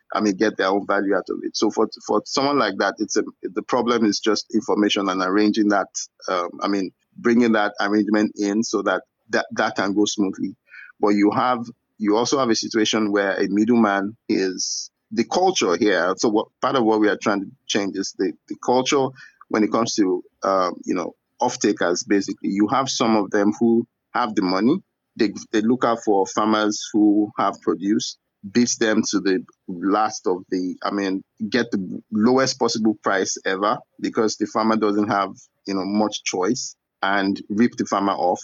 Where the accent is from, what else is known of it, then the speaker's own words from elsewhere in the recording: Ibadan, Oyo, Nigeria; also born or lived in Ogbomosho; now in Lagos, Nigeria; I'm from Nigeria. I grew up in the city of Ibadan. I was born in a town called Ogbomosho, which is in Oyo State.